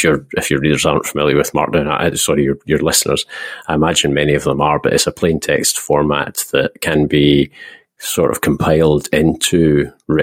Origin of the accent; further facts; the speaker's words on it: Scotland, United Kingdom; I am Scottish